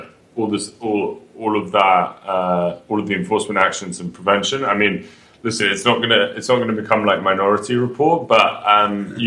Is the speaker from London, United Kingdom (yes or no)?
yes; London, United Kingdom; moved away as an adult; now in New York, United States; I'm from London